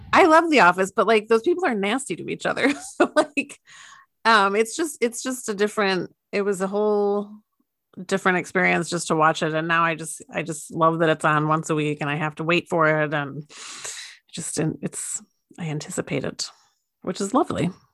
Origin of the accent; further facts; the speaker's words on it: United States; I am an American